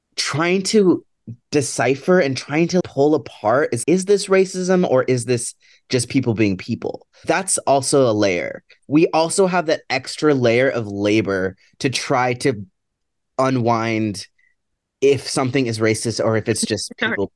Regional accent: Seattle, Washington, United States; I'm from Seattle

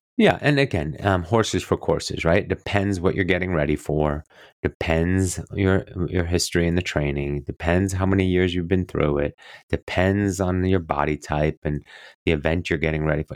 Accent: near Roth, Bavaria, Germany; moved away; it was still in Roth, um, um, just outside of, um, my hometown, actually, where my brother and my parents lived

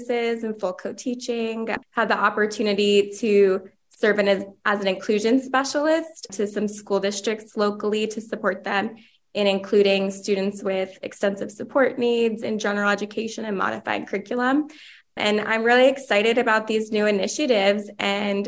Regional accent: New Jersey, United States; moved away as an adult; now in Los Angeles, United States; I'm originally from New Jersey

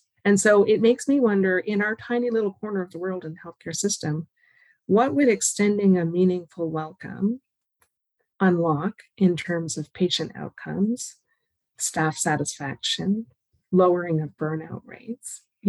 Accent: the Maritimes, Canada; I'm from the Maritimes.

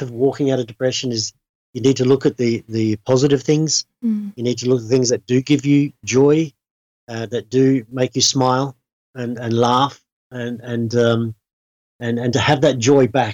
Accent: Australia; moved away; I'm from Australia and come from a farming background.

